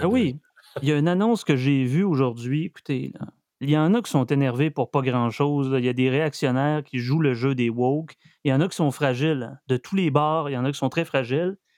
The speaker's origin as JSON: {"language": "French", "region": "Quebec", "country": "Canada", "said": "on est fiers d'être Québécois, on est fiers d'être descendants danois"}